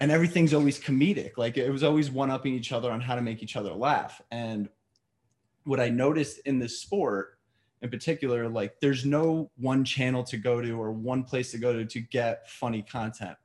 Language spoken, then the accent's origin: English; New York, United States; I'm a New Yorker. You can't hear to my accent right now